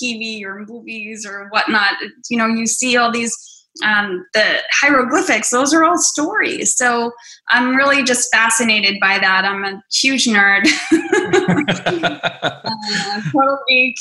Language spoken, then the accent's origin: English; Hoboken, New Jersey, United States; my hometown of Hoboken.